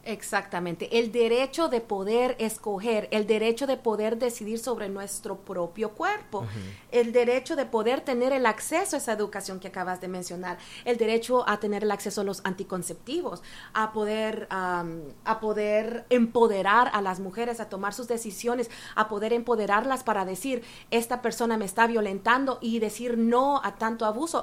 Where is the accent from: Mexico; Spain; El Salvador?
El Salvador; now in Canada; soy ah, una mujer salvadoreña, pero eh, vivo en Canadá por casi 30 años ya